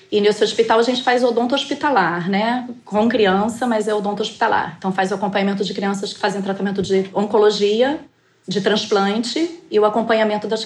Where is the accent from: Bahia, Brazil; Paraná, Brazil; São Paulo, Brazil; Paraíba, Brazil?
Paraíba, Brazil; now in Rio de Janeiro, Brazil; eu sou paraibana, mas o meu pai trabalhou multinacional, a gente se transferiu a vida inteira e já tem mais de 20